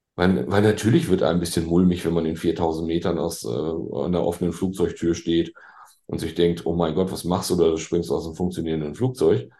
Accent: Bielefeld, North Rhine-Westphalia, Germany; moved away as an adult; now in Hamburg, Germany; Ich bin ja gebürtiger Ostwestfale. Ah. Ich komme ja aus Bielefeld, der Stadt, die es ja gar nicht gibt.

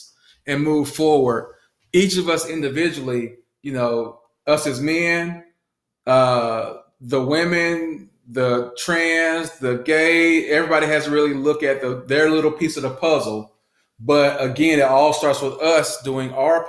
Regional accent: Southwest Georgia, United States; I grew up in Southwest red dirt, red clay, Georgia

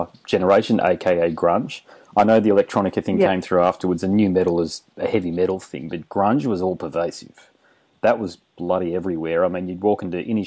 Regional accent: Queensland, Australia; now in Western Australia, Australia; I'm from Queensland

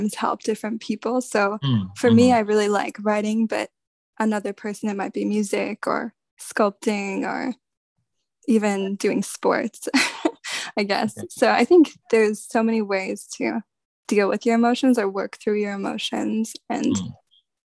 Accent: Nova Scotia, Canada; moved away; I'm originally from Nova Scotia in Eastern Canada.

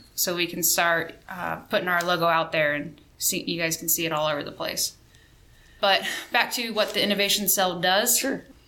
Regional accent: Missouri, United States; moved away as an adult; also born or lived in Spain; now in Fairchild Air Force Base, Washington, United States; I am originally from Missouri

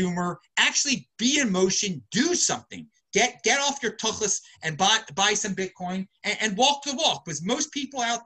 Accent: Baltimore, Maryland, United States; moved away; I'm originally from Baltimore.

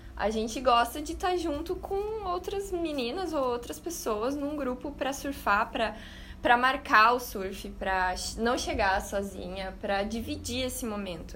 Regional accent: Rio Grande do Sul, Brazil; moved away as an adult; also born or lived in Australia; eu sou do Rio Grande do Sul, sempre morei no interior

